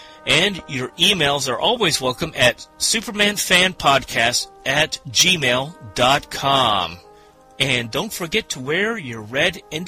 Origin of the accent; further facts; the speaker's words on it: Florida, United States; My parents moved to Florida about 1963.